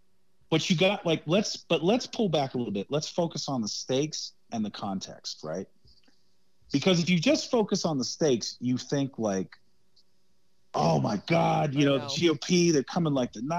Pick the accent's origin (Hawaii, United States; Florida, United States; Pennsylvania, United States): Hawaii, United States; I came up in the church when I grew up in Hawaii when I was a kid, from about 6 to 11 years old. I went to church in Hawaii.